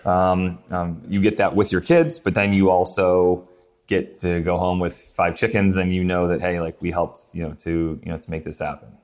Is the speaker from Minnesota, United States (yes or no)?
no; Syracuse, New York, United States; moved away as an adult; also born or lived in Pinehurst; I grew up in Syracuse, New York, and then I was in the army, so moved around.